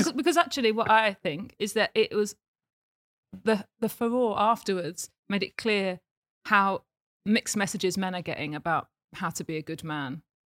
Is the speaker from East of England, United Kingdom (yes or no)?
yes; Watford, East of England, United Kingdom; also born or lived in Essex; I grew up in Watford